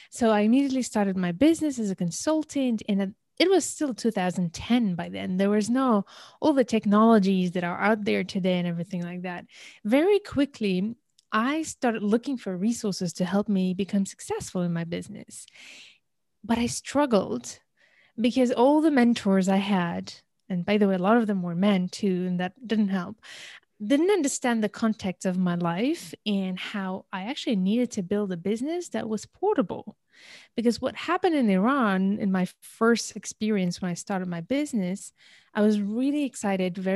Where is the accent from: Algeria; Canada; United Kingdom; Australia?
Algeria; also born or lived in India; I originally come from Algeria, I was born in India and raised in many countries, just to make it short, right?